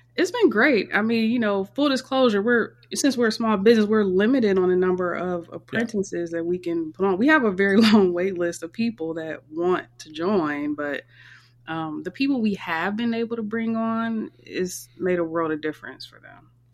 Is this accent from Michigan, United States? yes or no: yes; Michigan, United States; also born or lived in Northern Virginia / Maryland; now in Tampa, United States; I'm originally from Michigan